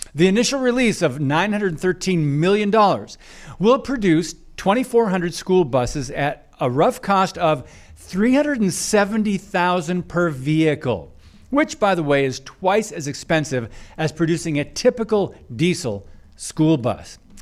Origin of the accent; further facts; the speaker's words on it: Michigan, United States; moved away; my home state of Michigan, where I grew up